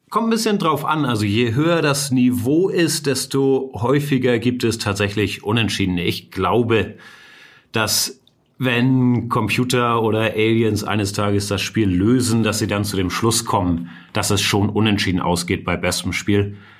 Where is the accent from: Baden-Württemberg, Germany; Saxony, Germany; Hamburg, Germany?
Hamburg, Germany; ich bin Hamburger, beide Eltern Deutsche